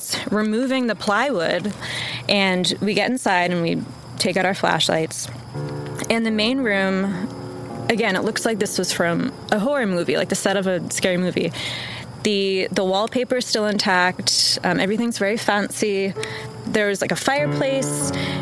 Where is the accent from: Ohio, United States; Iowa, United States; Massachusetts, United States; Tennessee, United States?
Massachusetts, United States; Wenham; moved away as an adult; now in Austin, United States; I'm originally from Massachusetts, specifically a super small town called Wenham